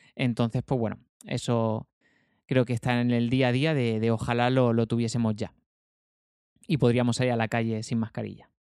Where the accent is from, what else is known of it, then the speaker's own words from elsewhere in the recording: Almería, Andalusia, Spain; yo soy almeriense